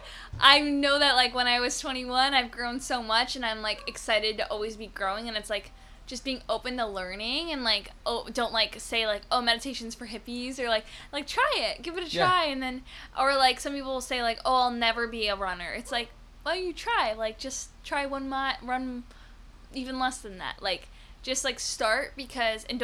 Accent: Canada; I'm Canadian

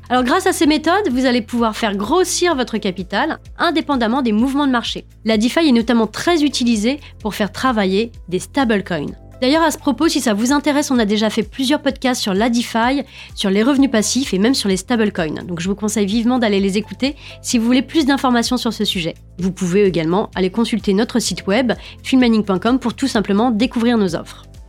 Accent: France; nous sommes français et que nous sommes en France

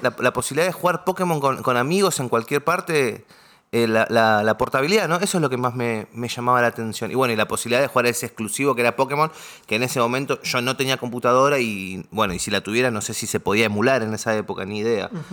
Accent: Argentina

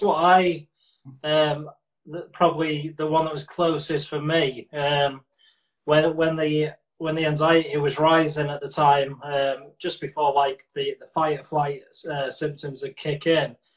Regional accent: Manchester, North West England, United Kingdom; I'm from North Manchester, so uh, where I'm from, we'd never be classed as a Mancunian

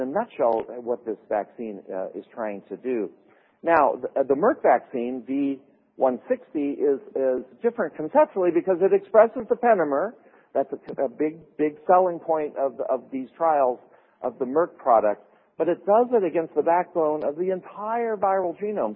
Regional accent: Minnesota, United States; I'm from Minnesota

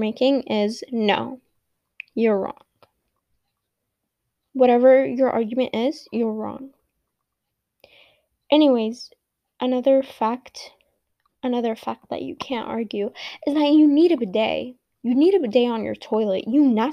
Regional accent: United States; I am an American

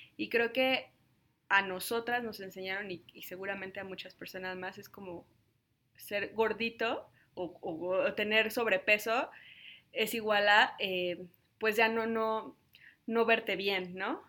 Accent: Mexico; yo soy de México

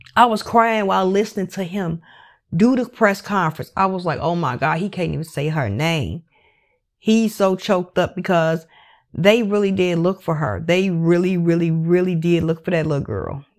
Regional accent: Chicago, Illinois, United States; I grew up in Chicago, West Side.

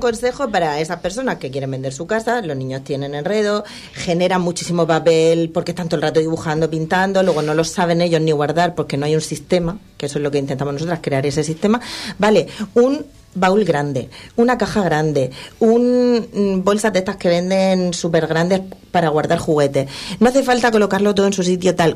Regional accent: Region of Murcia, Spain; somos de Murcia

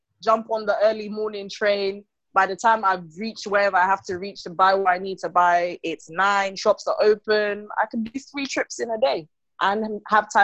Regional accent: Sierra Leone; also born or lived in United States / London, United Kingdom; I've been in Sierra Leone since I was 4 to, I am 26 this year.

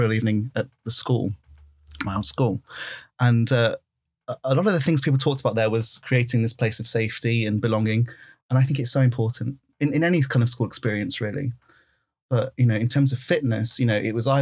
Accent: Derby, East Midlands, United Kingdom; growing up in Derby

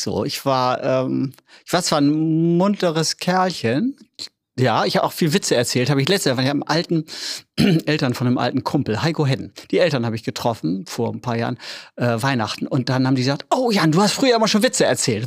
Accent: Oldenburg, Lower Saxony, Germany; accent: norddeutsch; moved away as an adult; also born or lived in Berlin; Ich bin ein richtiger Oldenburger Jung, ne? Bin hier geboren in Oldenburg

